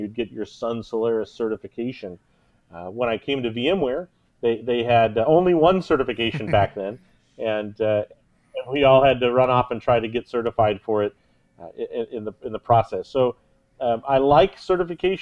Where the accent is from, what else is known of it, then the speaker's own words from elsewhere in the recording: Kansas City, Missouri, United States; Kansas City is my hometown